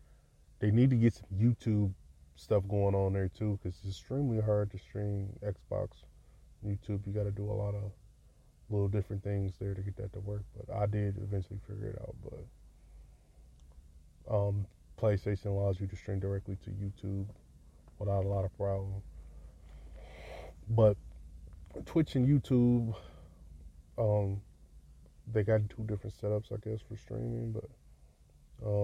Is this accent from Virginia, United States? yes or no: no; Detroit, Michigan, United States; I'm from Detroit